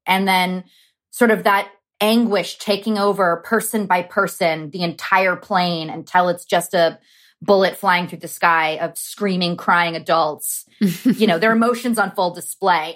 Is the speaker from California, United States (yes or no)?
yes; Los Angeles, California, United States; growing up in Los Angeles and Southern California